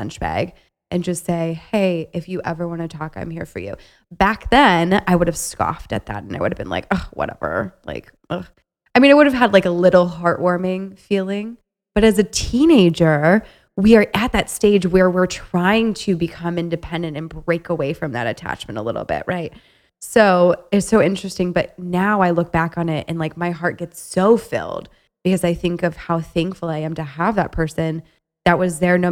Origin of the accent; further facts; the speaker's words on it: Ohio, United States; moved away as an adult; now in Chicago, United States; I'm originally from Ohio, from a small town that has about 30,000 people